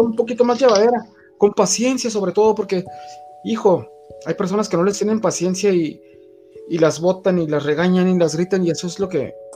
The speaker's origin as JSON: {"language": "Spanish", "country": "Mexico", "said": "aquí en México"}